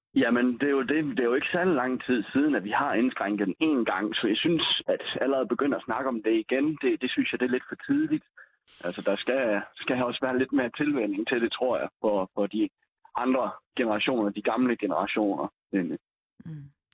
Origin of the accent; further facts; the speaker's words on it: West Jutland, Central Denmark Region, Denmark; jeg er jo en vestjyde